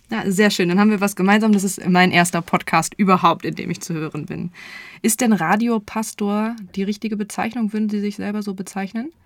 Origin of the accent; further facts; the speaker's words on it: Nienburg, Lower Saxony, Germany; also born or lived in Göttingen; gebürtig komme ich tatsächlich aus Nienburg